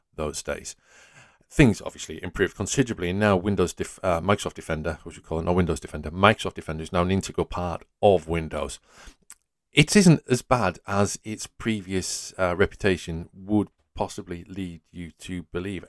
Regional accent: Yorkshire and the Humber, United Kingdom; I'm from Yorkshire.

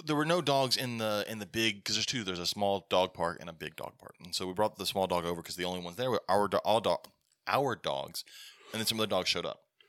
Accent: Alabama, United States; we're from Alabama

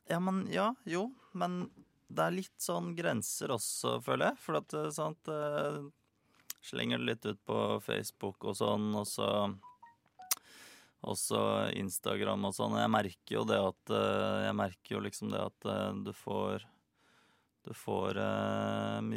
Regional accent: Australia; Norwegian is a second language; also born or lived in Netherlands / Africa; now in Norway; Jeg har vokst opp i, eh, i Australia og Holland og Afrika. Ja. Så eh, engelsk var veldig naturlig for meg, da.

